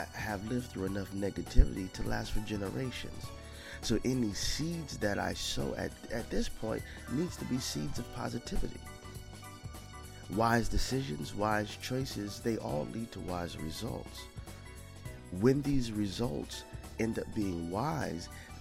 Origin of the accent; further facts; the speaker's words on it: United States; as an American people, as an African American people